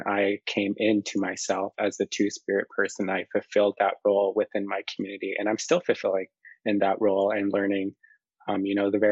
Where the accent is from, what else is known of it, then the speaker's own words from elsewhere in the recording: Waskaganish, Quebec, Canada; now in Toronto, Canada; I'm from the Cree Nation of Waskaganish